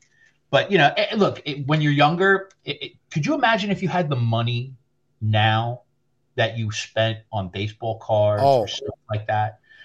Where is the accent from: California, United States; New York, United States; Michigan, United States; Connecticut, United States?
New York, United States; New York City; now in New Jersey, United States; I'm not originally from New Jersey. I'm originally from South Queens.